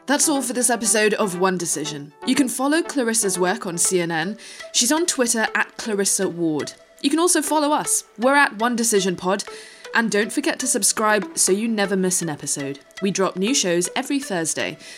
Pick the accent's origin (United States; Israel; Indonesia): Indonesia; moved away; also born or lived in Singapore; I mean, I grew up in a different country. I grew up in Indonesia, and I wasn't even even able to hang on, hang on to that language. My Indonesian is terrible.